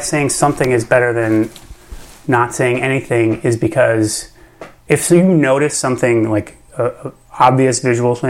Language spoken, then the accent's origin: English; Minnesota, United States; I'm from Minnesota, like, I'm from the Midwest, deeply from the Midwest